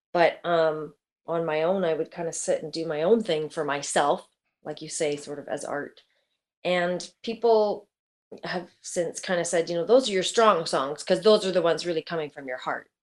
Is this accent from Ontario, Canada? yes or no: yes; Oakville, Ontario, Canada; Born and raised in Oakville